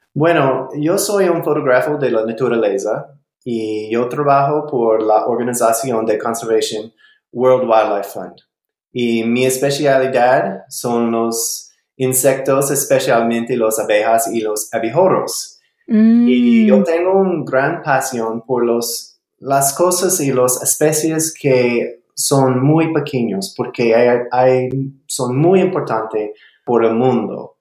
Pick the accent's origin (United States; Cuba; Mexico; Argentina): United States; South Carolina; Spanish is a second language; now in Bozeman, United States; yo nací en Carolina del Sur, en Norteamérica, en los Estados Unidos, pero ahora yo vivo en Bozeman, Montana